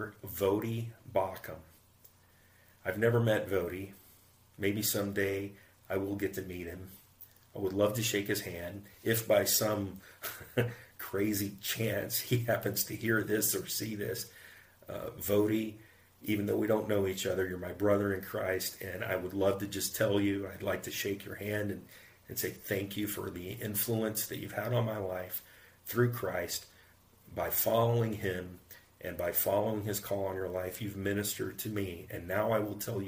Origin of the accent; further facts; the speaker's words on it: United States; I'm American.